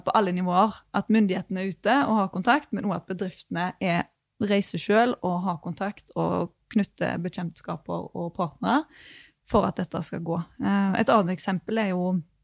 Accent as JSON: {"language": "Norwegian", "region": "Rogaland", "country": "Norway", "said": "Jeg er jo fra Rogaland, eh, oljefylke"}